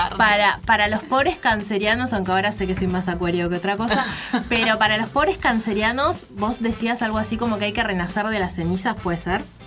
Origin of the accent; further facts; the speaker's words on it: Buenos Aires, Argentina; yo nací en Buenos Aires, no nací en, Uruguay.